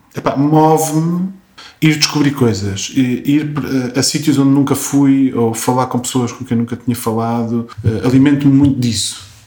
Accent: Coimbra, Centro, Portugal; moved away as an adult; now in Lisbon, Portugal; sou de Coimbra e vivo em Lisboa

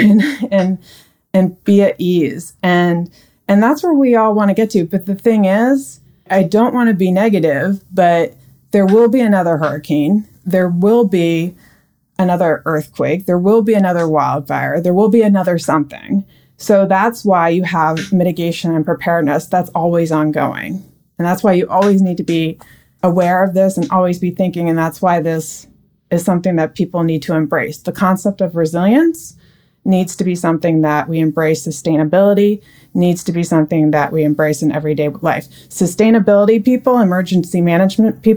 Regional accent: Australia; my dad is from New Zealand and I was born in Australia

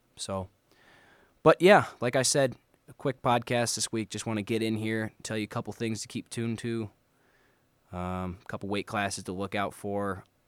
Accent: Moline, Illinois, United States; moved away; I'm actually from Illinois originally. Moline, Illinois. Represent Quad Cities.

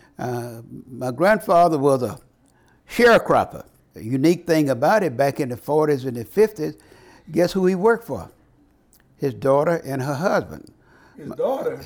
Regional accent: Marion, Louisiana, United States; born or raised there

